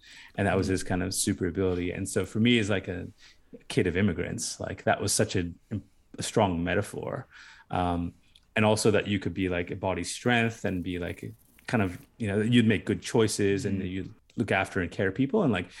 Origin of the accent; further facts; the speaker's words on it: United States; moved away as an adult; now in Australia; Because I grew up in America, right?